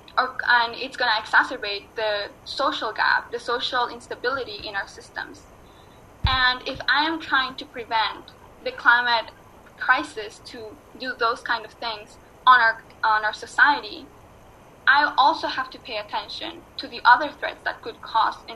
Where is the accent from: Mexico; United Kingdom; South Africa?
Mexico; moved away; also born or lived in New York City; I was born in Mexico and I was raised as part of the Otomi Toltec indigenous philosophy and indigenous peoples